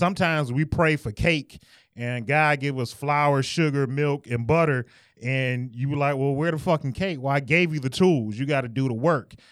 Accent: Detroit, Michigan, United States; I'm from Detroit

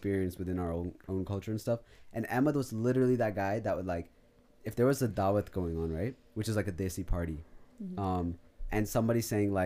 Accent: Pakistan; moved away; I grew up in Pakistan with, like, you know, a ton of cousins

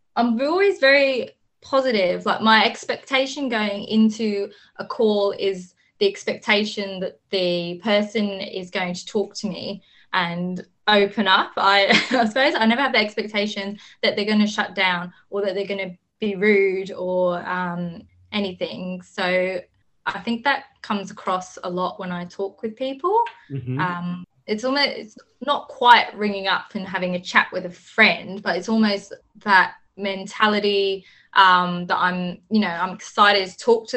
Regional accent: England, United Kingdom; accent: English; now in Townsville, Australia; my accent, but English girl

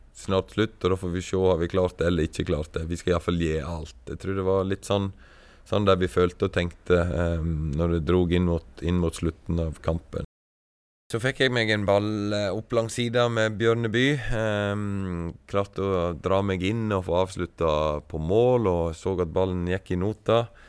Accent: Stryn, Vestland, Norway; moved away as an adult; also born or lived in Sogndal; jeg er fra Stryn

